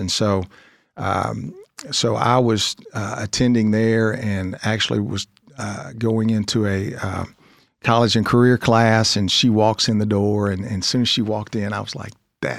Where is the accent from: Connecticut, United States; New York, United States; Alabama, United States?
Alabama, United States; Demopolis; born or raised there; also born or lived in Tallahassee, Florida / Panhandle, Texas